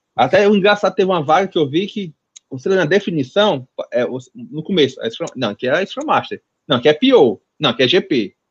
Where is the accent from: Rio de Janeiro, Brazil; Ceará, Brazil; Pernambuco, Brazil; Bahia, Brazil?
Ceará, Brazil; Fortaleza; nunca saí de Fortaleza